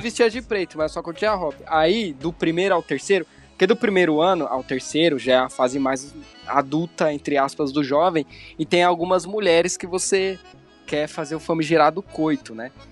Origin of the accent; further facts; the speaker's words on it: Formiga, Minas Gerais, Brazil; also born or lived in Belo Horizonte; Eu tenho 20 anos, sou de Formiga